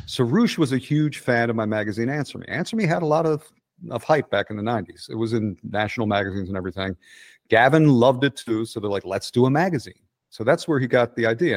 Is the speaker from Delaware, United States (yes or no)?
no; Clifton Heights, Pennsylvania, United States; accent: Philadelphia; also born or lived in West Philadelphia / Center City, Philadelphia / Portland; now in Atlanta, United States; I'm from Clifton Heights